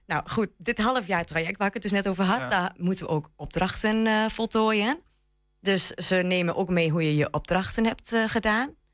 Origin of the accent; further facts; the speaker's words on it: Enschede, Overijssel, Netherlands; moved away as an adult; now in Lattrop, Netherlands; ik kom uit Enschede inderdaad. Ik eh, ben hier geboren getogen